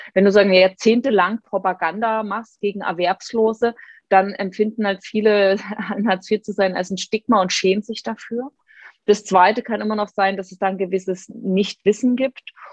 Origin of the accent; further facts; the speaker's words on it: Dresden, Saxony, Germany; meiner Heimatstadt Dresden